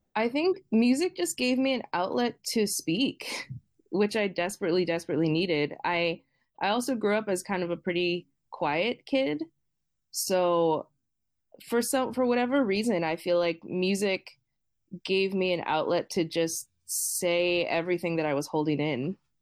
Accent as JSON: {"language": "English", "town": "Boston", "region": "Massachusetts", "country": "United States", "tie": "born or raised there", "said": "I grew up in Boston"}